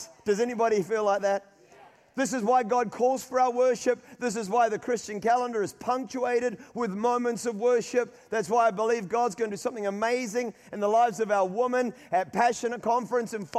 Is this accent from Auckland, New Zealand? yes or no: yes; Auckland, New Zealand; My mother is from Rotorua. We grew up in Auckland.